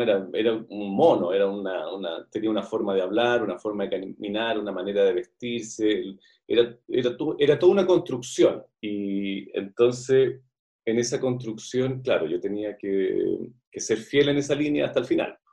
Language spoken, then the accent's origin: Spanish; Santiago, Santiago Metropolitan Region, Chile; desde los ocho años en adelante, siempre vivíamos en el Parque Bustamante